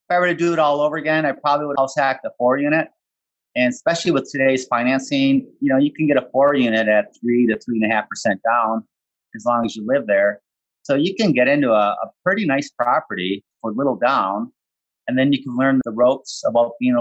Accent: Midwest, United States; also born or lived in San Francisco; I was actually born and raised in my hometown here where I'm living right now

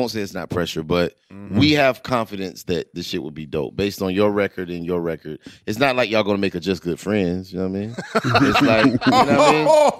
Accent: the South, United States; my story as a young kid growing up in the South

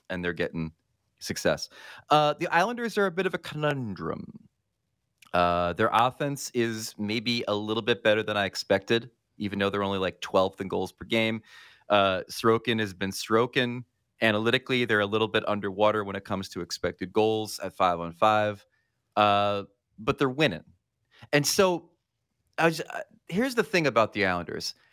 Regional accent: United States; I'm an American.

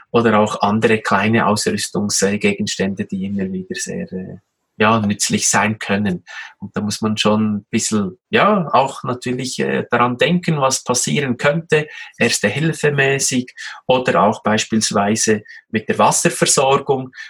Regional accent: Switzerland; Als Schweizer essen wir ja alle sehr gerne den äh, geschmolzenen Käse, sei es als Raclette oder eben auch als Fondue.

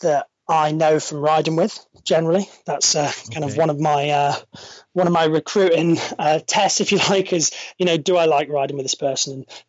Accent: Stirling, Scotland, United Kingdom; I know I don't sound it, but I'm a local. I was brought up in Stirling, central Scotland.

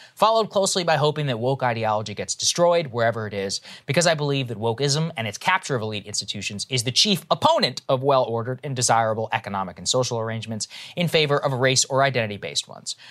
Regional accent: Texas, United States; evangelicals that I grew up around in Texas

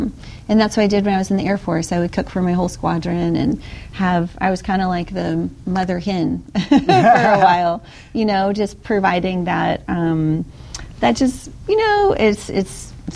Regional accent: Louisiana, United States; I'm from Louisiana

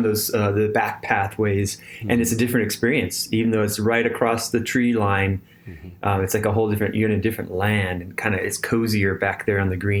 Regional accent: California, United States; moved away as an adult; now in Tennessee, United States; when I was growing up in California

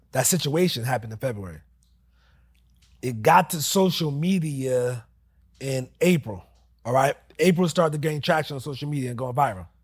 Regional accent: New Jersey, United States; moved away as an adult; now in Charlotte, United States; born and raised in Jersey

